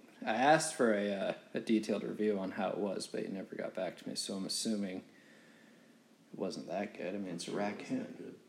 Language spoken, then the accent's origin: English; Charlotte, North Carolina, United States; oh, dude, I grew up in Charlotte.